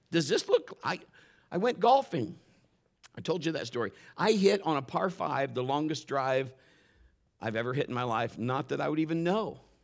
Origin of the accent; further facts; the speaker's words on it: Ohio, United States; we're from the north. We're from Ohio, and we're up there